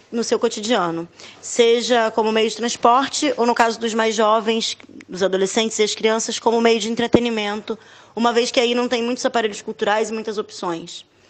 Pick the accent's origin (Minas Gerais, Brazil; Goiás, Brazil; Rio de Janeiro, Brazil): Rio de Janeiro, Brazil; Duque de Caxias; no bairro onde eu fui criada, Santa Cruz da Serra, em Duque de Caxias